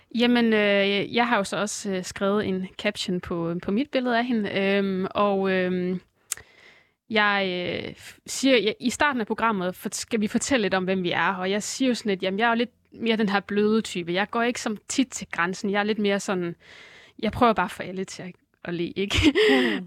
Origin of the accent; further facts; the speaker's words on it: Aarhus and Herning, Central Denmark Region, Denmark; moved away as an adult; now in Copenhagen, Denmark; alle mine venner var øh, tilbage i Aarhus og Herning, hvor jeg kommer fra